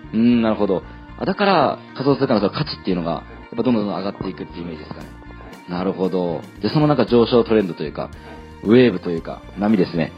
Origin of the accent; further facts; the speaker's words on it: Kyushu, Japan; moved away as an adult; also born or lived in Kansai / Tokyo; 出身は九州の方なんです